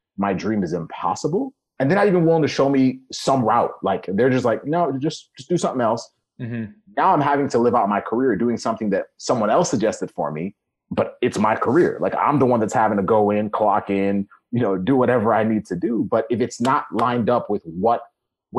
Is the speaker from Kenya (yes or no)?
yes; Kenya; moved away; I was born in Kenya